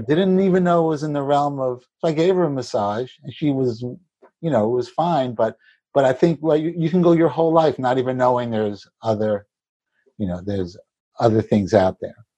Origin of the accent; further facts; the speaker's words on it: New York City, New York, United States; I grew up in in Brooklyn, in the city, we weren't wealthy particularly